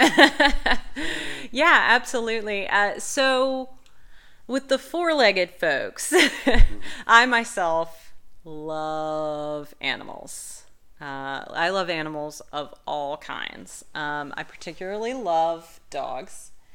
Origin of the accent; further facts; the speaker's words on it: Southern Virginia, United States; moved away as an adult; I'm originally from Southern Virginia, but I've lived in the area for um, 15 years, um, so this place is definitely home